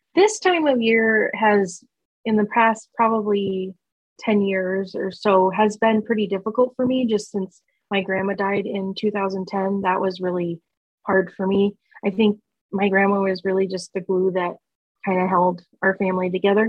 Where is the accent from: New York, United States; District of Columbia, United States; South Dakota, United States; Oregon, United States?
South Dakota, United States; Sioux Falls; moved away as an adult; now in Norfolk, United States; I grew up and moved from Sioux Falls, South Dakota.